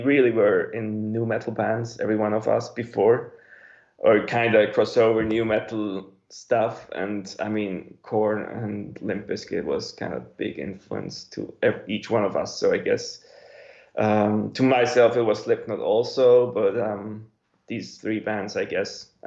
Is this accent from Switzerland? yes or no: yes; Switzerland; I grew up in Switzerland